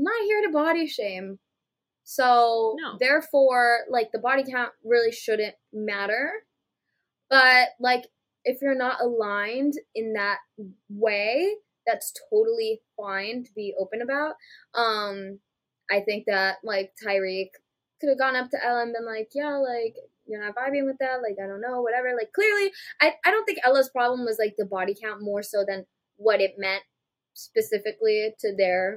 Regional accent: United States; as an American

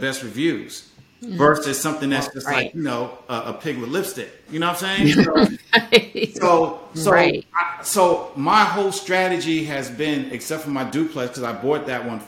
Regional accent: New York City, New York, United States; moved away as an adult; also born or lived in Hampton, Virginia; now in Maryland, United States; I'm originally from New York. I'm from Harlem

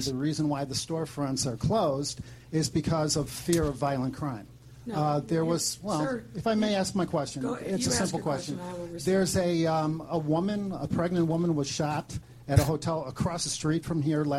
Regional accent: Chicago, Illinois, United States; I was born and raised in Chicago

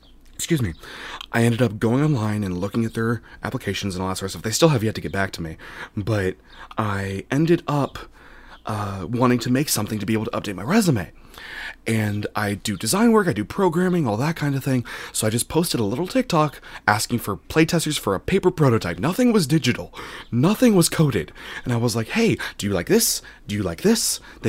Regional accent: Sacramento, California, United States; I'm from Sacramento

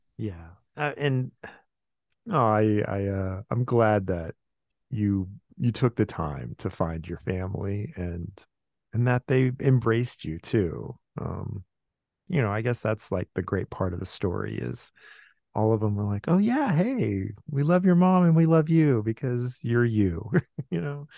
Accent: Southern California, United States; moved away as an adult; also born or lived in Van Nuys / Koreatown; I grew up in Southern California

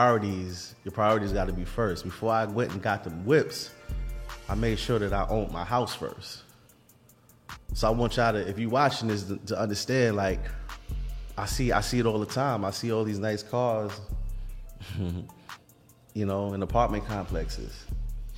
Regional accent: New York City, New York, United States; I come from, man, we come from Vanderbilt

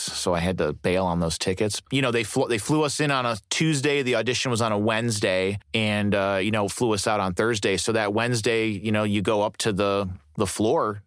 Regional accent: Berwyn, Illinois, United States; also born or lived in Fort Wayne, Indiana / Defiance, Ohio; when I was nine, they moved us back to Cook County, and I grew up in a suburb called Berwyn, Illinois, which is like just on the city limits. I went to high school in Chicago

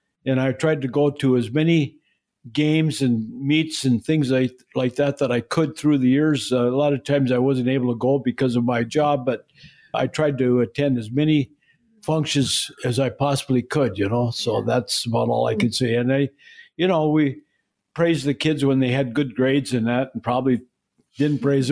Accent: Duluth, Minnesota, United States; I grew up in the western part of Duluth, close to the hillside.

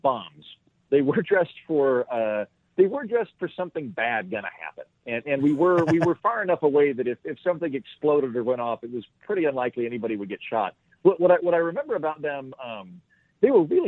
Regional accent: Oklahoma, United States; also born or lived in Scotland; I'm from Oklahoma

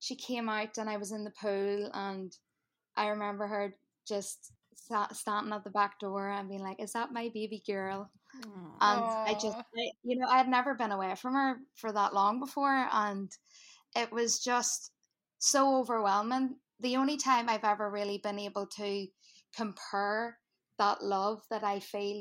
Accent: Northern Ireland, United Kingdom; accent: Irish; now in New Jersey, United States; we grew up in Northern Ireland during like the tail end of the Troubles

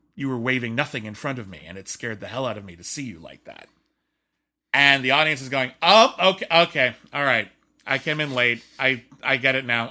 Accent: Pasadena, California, United States; my hometown of Pasadena

